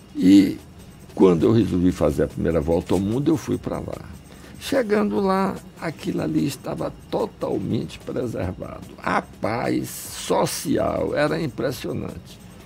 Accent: Salvador, Bahia, Brazil; also born or lived in Ukraine; Eu nasci na Ucrânia, onde só tinha plantação de trigo e centeio. Meu pai era agrônomo, trabalhava no interior, mas cheguei aqui na Bahia e onde a gente foi parar? Em Salvador, na beira do mar

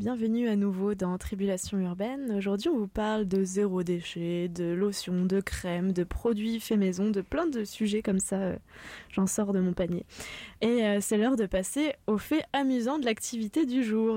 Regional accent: France; now in Canada; puisqu'on est originaire de France

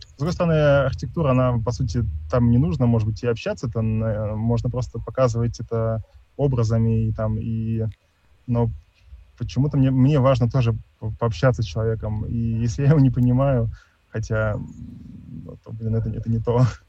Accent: Tomsk, Tomsk Oblast, Russia; я из Томска

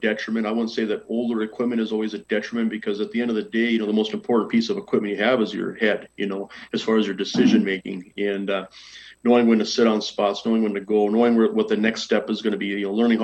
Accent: Minot, North Dakota, United States; growing up in Minot

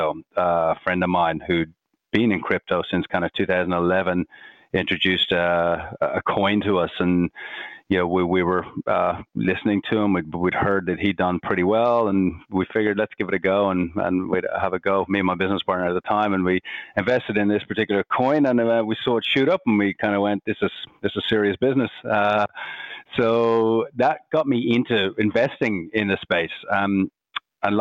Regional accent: Ireland; accent: Irish; moved away as an adult; also born or lived in Bondi, Sydney, Australia; now in Sydney, Australia; I'm Irish, you can probably hear from my accent. Came out here 14 years ago

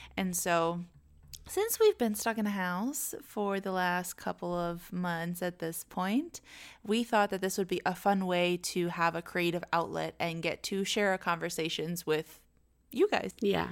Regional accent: Arlington, Virginia, United States; moved away as an adult; now in Orlando, United States; we're originally from Arlington, Northern Virginia. Virginia uh, we've lived right outside of DC our entire lives

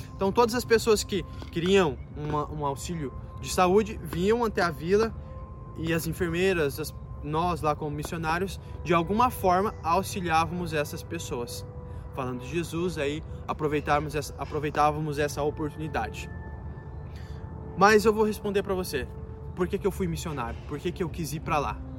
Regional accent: Foz do Iguaçu, Paraná, Brazil; eu sou de Foz do Iguaçu

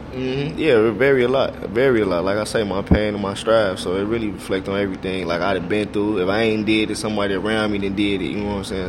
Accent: Chicago, Illinois, United States; I'm so Chicago

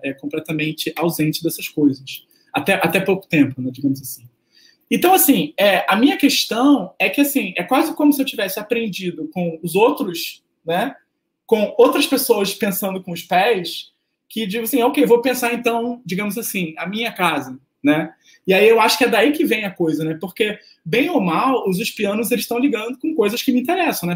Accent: Rio de Janeiro, Brazil; eu sou do Rio

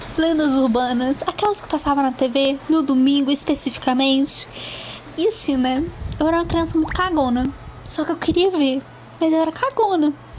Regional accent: Goiânia, Goiás, Brazil; eu sou do Goiás, Goiânia especificamente

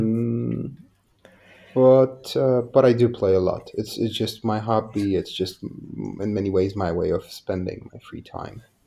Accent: Poland; I'm from Poland. So back in the 90s, it was a bit of a wild east here.

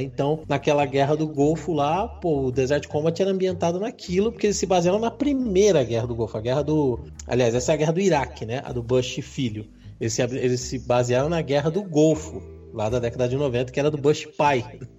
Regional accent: Brazil; a gente é brasileiro

